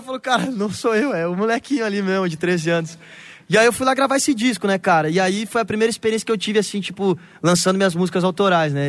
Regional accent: Rio Grande do Sul, Brazil; do Rio Grande do Sul, que foi da onde eu cresci

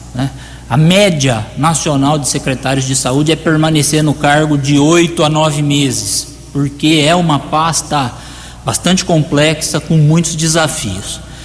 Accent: Americana, São Paulo, Brazil; essa cidade americana onde eu nasci, cresci e pretendo viver todos os anos aí da minha vida

